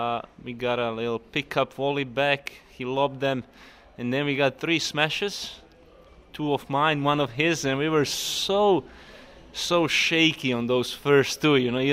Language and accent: English; Split, Split-Dalmatia County, Croatia; English is a second language; and we all kind of in Croatia, we, especially me coming from Split, we grew up on Goran's Wimbledon 2001, and that kind of sticks to you